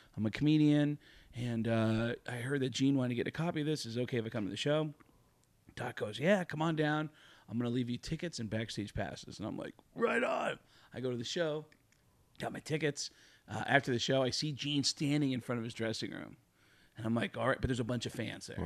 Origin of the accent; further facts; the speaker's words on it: Tucson, Arizona, United States; also born or lived in New York; I was living in Tucson, Arizona, which is where I moved to from New York. And, and in my teenage years, uh, I'm living in Tucson